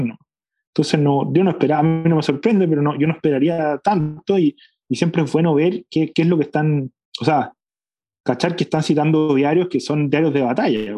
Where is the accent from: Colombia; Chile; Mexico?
Chile; somos los chilenos una comunidad política